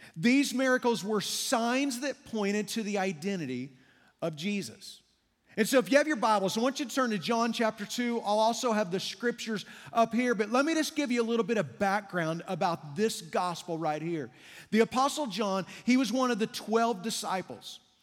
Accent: Kansas, United States; I grew up in Kansas

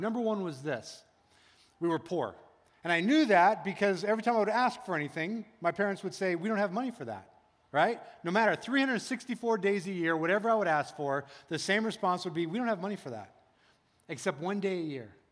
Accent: United States; as American people

